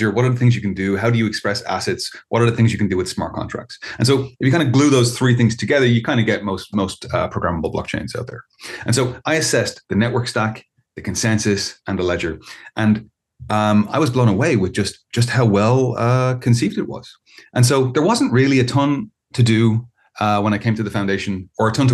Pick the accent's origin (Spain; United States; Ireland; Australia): Ireland; I'm an Irish citizen. I live in Ireland